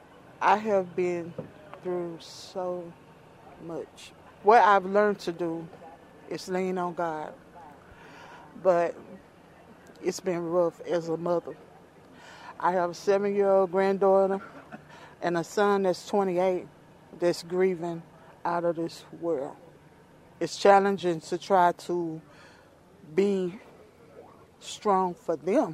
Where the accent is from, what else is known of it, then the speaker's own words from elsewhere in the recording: Jefferson County, Mississippi, United States; I was born in Jefferson County.